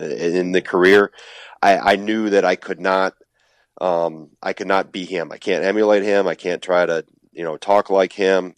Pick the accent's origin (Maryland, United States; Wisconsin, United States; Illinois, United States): Wisconsin, United States; not leave my home state